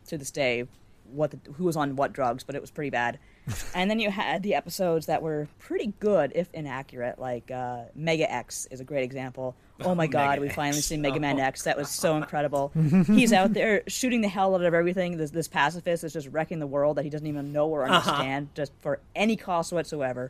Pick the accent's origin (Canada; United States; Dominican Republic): Canada; accent: Canadian; People are always making fun of the way I pronounce things like as a Canadian way.